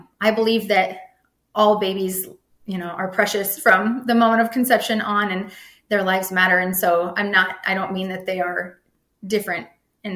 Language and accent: English; Nebraska, United States; I'm from Nebraska